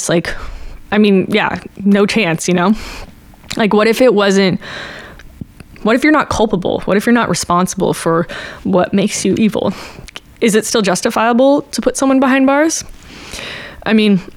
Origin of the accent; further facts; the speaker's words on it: Bay Area, California, United States; I'm from the Bay Area and we had Live 105